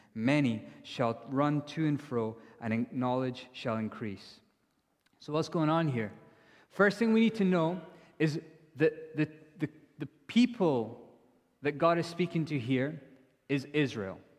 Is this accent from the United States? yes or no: no; India; now in Edinburgh, United Kingdom; I'm from India.